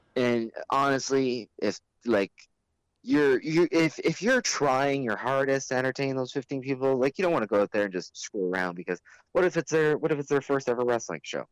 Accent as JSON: {"language": "English", "country": "Canada", "said": "we're the Canadian guys"}